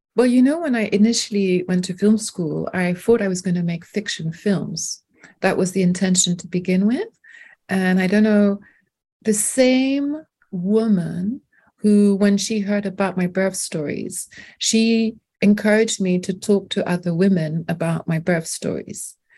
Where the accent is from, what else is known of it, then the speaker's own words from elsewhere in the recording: London, United Kingdom; first language French; English is a second language; also born or lived in France; born in France, but I have spent most of my life in London